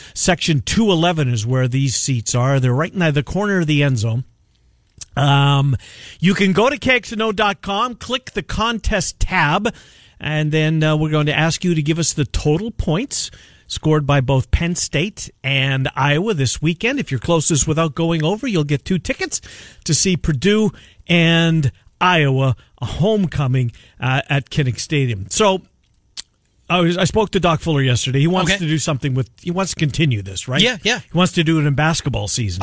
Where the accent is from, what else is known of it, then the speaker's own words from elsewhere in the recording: Winnipeg, Manitoba, Canada; moved away; growing up in Winnipeg